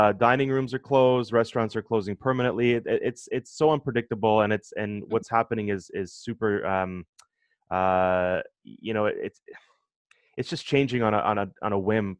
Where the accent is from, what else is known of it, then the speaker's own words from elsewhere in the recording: Toronto, Ontario, Canada; I grew up in Scarborough